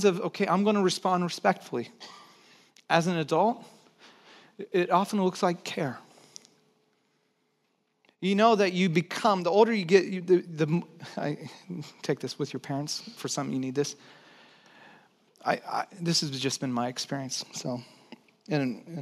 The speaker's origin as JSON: {"language": "English", "town": "Santa Cruz", "region": "California", "country": "United States", "tie": "born or raised there", "also_born_or_lived": "Texas", "said": "I was born in Texas, but I grew up in Santa Cruz. One of the things that I brought over from Texas, so I moved when I was 9"}